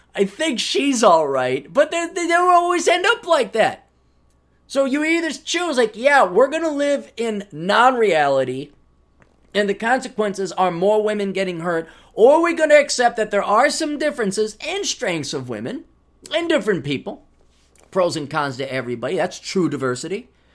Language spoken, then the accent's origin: English; Wisconsin, United States; growing up in Wisconsin